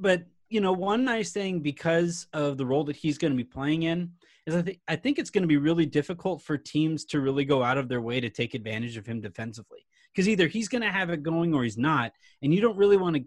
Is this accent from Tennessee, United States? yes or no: no; Yorba Linda, California, United States; I grew up in Yorba Linda